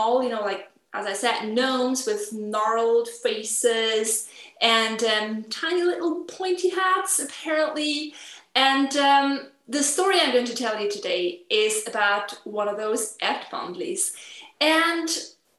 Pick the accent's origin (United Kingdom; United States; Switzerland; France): Switzerland; we celebrate the national holiday of Switzerland. And I was asked to do a program during the cultural activities that go on in my hometown